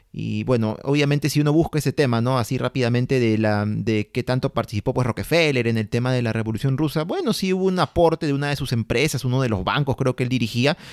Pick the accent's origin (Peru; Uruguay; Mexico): Peru